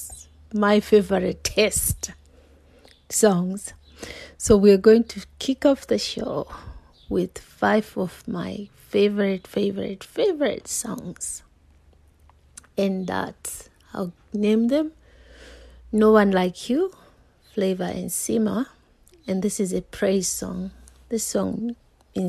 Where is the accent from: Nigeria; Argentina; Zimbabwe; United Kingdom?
Zimbabwe; I'm from Zimbabwe